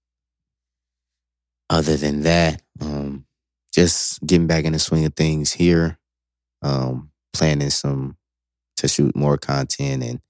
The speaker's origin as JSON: {"language": "English", "town": "Dayton", "region": "Ohio", "country": "United States", "tie": "born or raised there", "also_born_or_lived": "Columbus, Ohio", "moved": "yes", "said": "I went to Dayton, where I was actually born"}